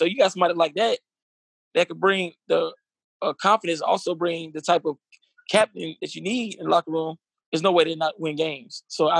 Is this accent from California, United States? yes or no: no; Atlanta, Georgia, United States; I'm from Atlanta.